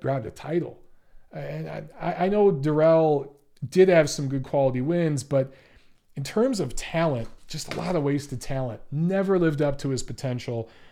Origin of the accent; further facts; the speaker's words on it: Detroit, Michigan, United States; I'm from Michigan. I'm from Detroit